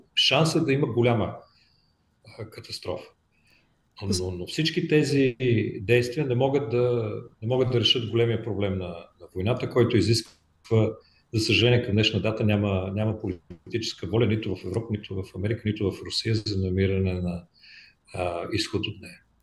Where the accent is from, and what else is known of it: Bulgaria